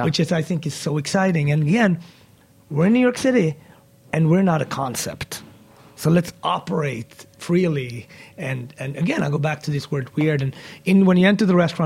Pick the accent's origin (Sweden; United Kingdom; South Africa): Sweden; moved away; also born or lived in Ethiopia; growing up in Sweden